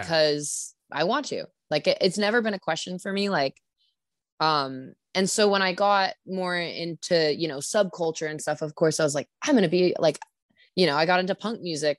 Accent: Sacramento, California, United States; moved away as an adult; now in Santa Cruz, United States; I'm from Sacramento.

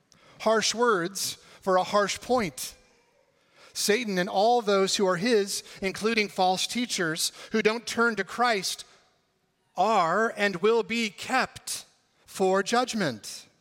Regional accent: California, United States; my home state of California.

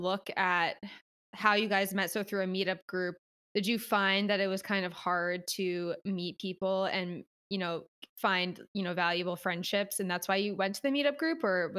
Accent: East Coast, United States; moved away; also born or lived in Philadelphia / Los Angeles; I'm from the East Coast. But when I lived in Philly, I found it a lot easier for me to make friends. But then when I moved to LA, I had a very different experience.

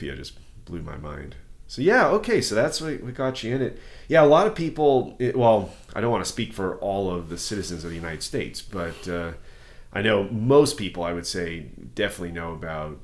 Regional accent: Canada; moved away; I was born in Canada

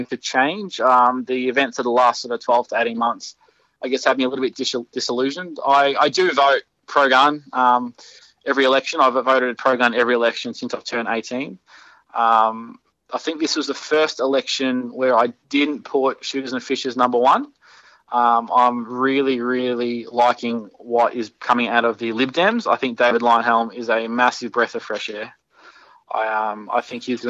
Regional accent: Victoria, Australia; his electoral office is in my hometown, so he's just around the corner from where I live

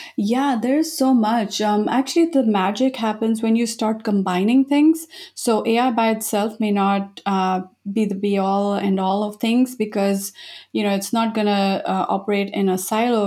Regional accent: India; moved away as an adult; also born or lived in Japan; I was born in India

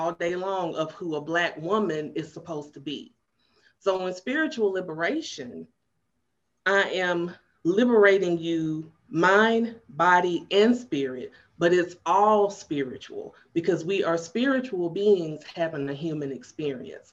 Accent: Chattanooga, Tennessee, United States; also born or lived in Knoxville, Tennessee; my family moved to Chattanooga when I was 2

